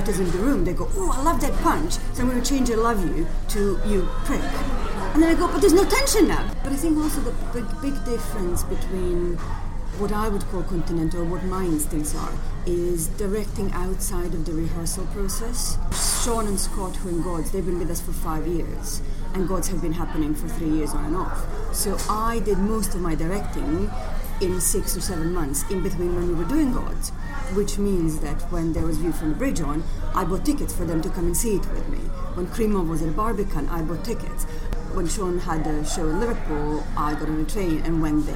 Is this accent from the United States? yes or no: no; Croatia; moved away as an adult; also born or lived in Zagreb / Glasgow; now in London, United Kingdom; I am from Croatia originally